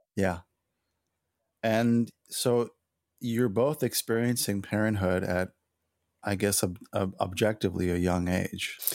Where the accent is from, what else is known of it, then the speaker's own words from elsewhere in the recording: Los Angeles, California, United States; we're from Los Angeles